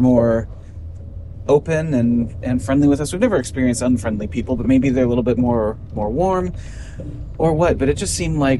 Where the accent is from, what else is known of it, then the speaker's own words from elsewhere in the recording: United States; as an American